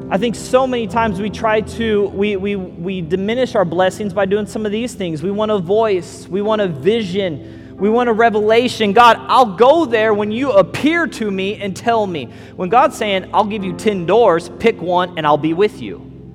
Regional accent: Missouri, United States; also born or lived in Las Vegas / California; now in Southwest Florida, United States; I tell people I'm from California was our last stop, but I'm originally from Missouri. Missouri, Las Vegas, California, now to Southwest Florida.

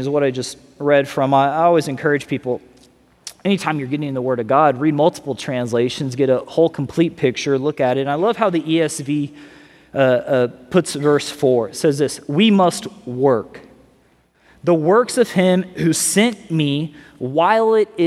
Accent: Missouri, United States; also born or lived in California; now in Florida, United States; I'm originally from Missouri

